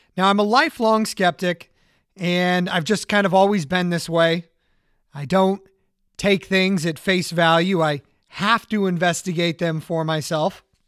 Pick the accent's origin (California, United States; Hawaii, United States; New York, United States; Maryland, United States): California, United States; Orange County; I grew up in Orange County, California